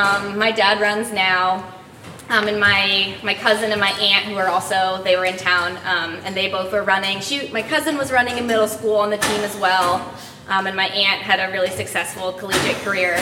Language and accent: English; Eugene, Oregon, United States; I grew up in Eugene, Oregon, which is kind of nicknamed Tracktown USA, so I very much grew up around the sport of running and track and field.